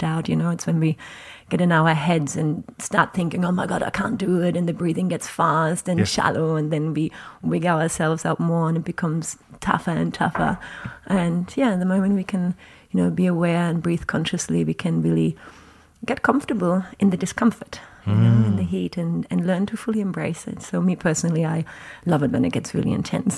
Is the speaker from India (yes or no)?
no; Germany; moved away; I grew up in Germany, same as you.